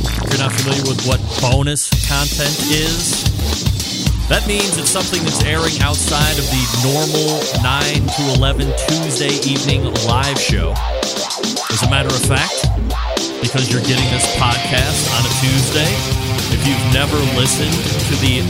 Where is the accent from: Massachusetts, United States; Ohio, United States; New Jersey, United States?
Ohio, United States; Cleveland; because I'm from Cleveland